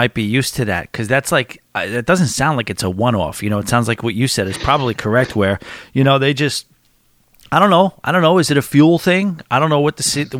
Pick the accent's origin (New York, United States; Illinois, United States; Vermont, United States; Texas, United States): New York, United States; I'm a New Yorker, born and raised.